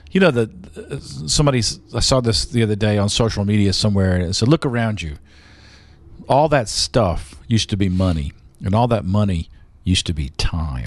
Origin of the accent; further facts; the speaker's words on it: the South, United States; as a Southerner